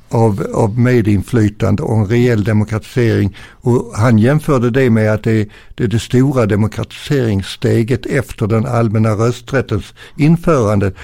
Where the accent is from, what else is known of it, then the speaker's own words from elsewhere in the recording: Arlöv, Skåne, Sweden; also born or lived in Ven / Landskrona; jag är ju född på Ven och sen så flyttade vi via Landskrona sen min mamma jobbade på Sockerbolagets raffinaderi i Arlöv